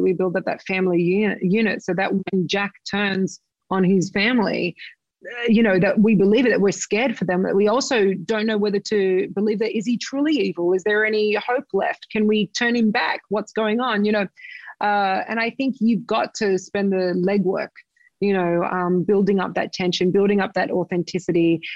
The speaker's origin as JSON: {"language": "English", "town": "Sydney", "region": "New South Wales", "country": "Australia", "tie": "born or raised there", "said": "my hometown in Sydney Australia"}